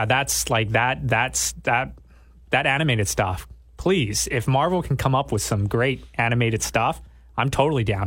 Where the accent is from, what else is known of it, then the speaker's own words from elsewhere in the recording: Canada; also born or lived in southern Thailand; I was born in Thailand, raised in Canada. So for, like, ninety percent of my life, I was raised in Canada. That's why I do not sound Thai.